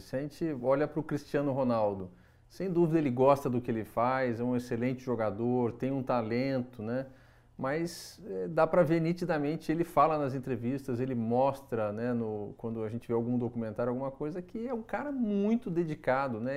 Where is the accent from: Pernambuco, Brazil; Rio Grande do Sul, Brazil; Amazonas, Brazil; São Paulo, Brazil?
São Paulo, Brazil; São José dos Campos; Eu nasci, nasci em São José dos Campos